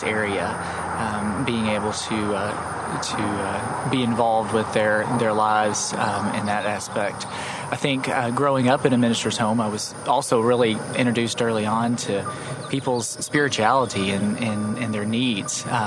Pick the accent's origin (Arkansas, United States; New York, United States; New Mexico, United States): Arkansas, United States; River Valley; also born or lived in Waldron, Arkansas / southeastern Oklahoma / Spiro, Oklahoma; I had the wonderful opportunity of growing up in this area. I like to tell people I'm from the River Valley.